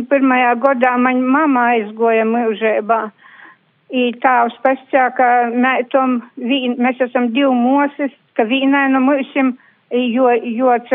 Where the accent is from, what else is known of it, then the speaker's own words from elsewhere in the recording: Latvia; ka mēs esam latvieši